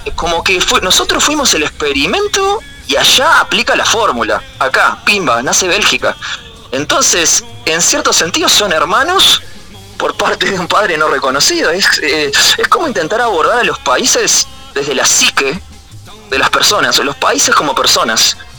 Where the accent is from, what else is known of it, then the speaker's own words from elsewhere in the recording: Montevideo, Uruguay; Y yo que soy de Capurro